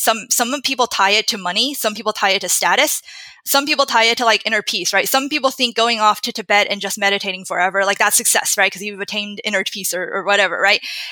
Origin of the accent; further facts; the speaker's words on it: United States; growing up in Western culture